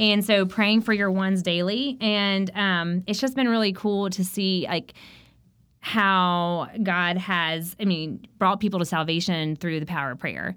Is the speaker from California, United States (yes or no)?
no; South Carolina, United States; I grew up in South Carolina, so it was very hot